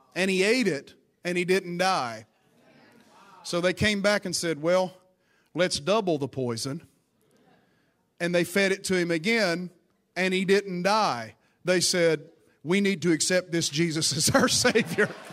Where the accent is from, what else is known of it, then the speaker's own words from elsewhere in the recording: Appalachian Mountains, United States; I'm from the Appalachian Mountains, so it was a, it was a church on the side of a creek bank up a holler